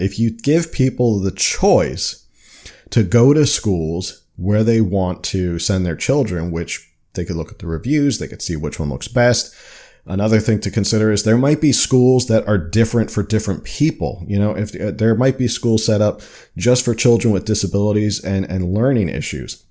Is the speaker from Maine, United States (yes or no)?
no; New Jersey, United States; now in California, United States; I'm from New Jersey